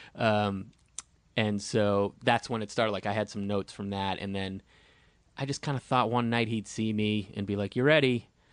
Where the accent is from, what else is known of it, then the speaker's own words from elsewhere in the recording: Boston, Massachusetts, United States; I'm from Boston.